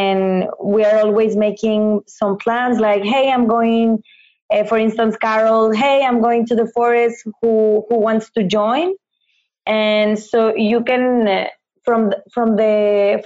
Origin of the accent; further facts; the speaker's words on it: Mexico; moved away as an adult; now in Fontainebleau, France; I'm from Mexico